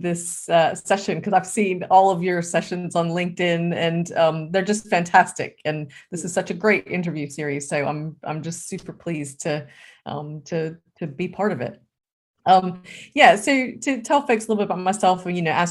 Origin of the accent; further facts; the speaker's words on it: United States; moved away as an adult; now in United Kingdom; I'm originally American